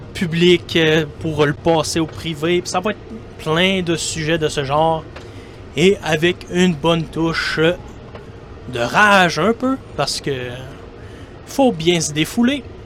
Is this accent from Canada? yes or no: yes; Quebec, Canada; accent: Québécois; vous allez euh, sûrement le reconnaître par mon accent. Pour ceux qui ne me connaissent pas, je suis un Québécois. Et eh oui, je suis un Québécois qui habite au Québec